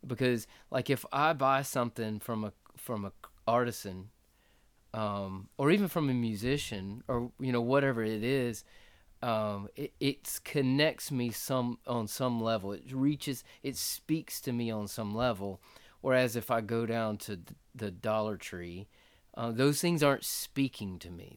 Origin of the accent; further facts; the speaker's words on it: North Florida, United States; moved away as an adult; also born or lived in Costa Rica / Ecuador / Mendoza, Argentina / North Carolina; now in Clinton, South Carolina, United States; we're from Florida, North Florida